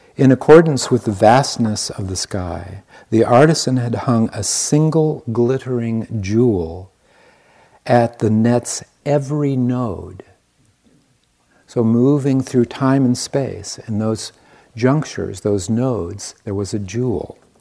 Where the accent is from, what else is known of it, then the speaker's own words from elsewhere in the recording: Iowa, United States; I was born in the Midwest. I am an Iowan. born in Iowa